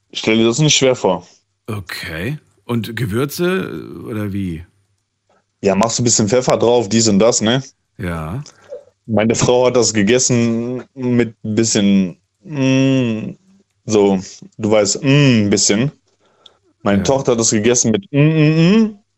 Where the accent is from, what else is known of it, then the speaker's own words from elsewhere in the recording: Canada; Du als Deutscher isst keine Leber. Ich als Kanadier würde Leber gerne essen.